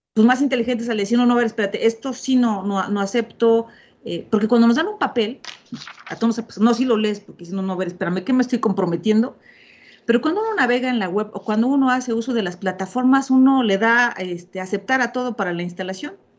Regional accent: Mexico; soy mexicana

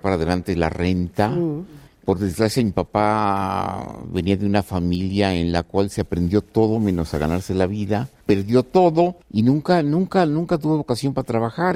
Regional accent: Ciudad Juárez, Chihuahua, Mexico; moved away; Nací en Ciudad Juárez, me marcó la relación con los norteamericanos, lo que era sacar en aquel tiempo el pasaporte, la visa y luego me fui a Chihuahua a estudiar con los jesuitas

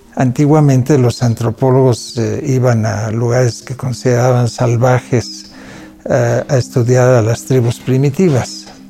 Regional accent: Mexico; first language Catalan; Spanish is a second language; soy hijo de padres catalanes que huyeron del franquismo, se exiliaron en México y mi lengua materna no es el español, es el catalán.

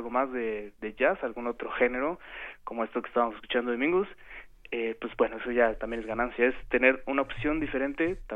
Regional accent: Mexico; nosotros, pues bueno, de entrada somos mexicanos

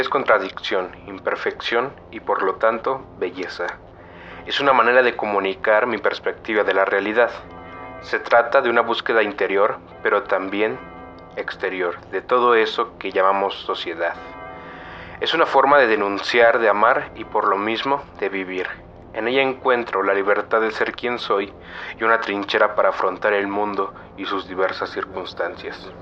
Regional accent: Mexico City, Mexico; soy originario de la Ciudad de México, donde actualmente vivo.

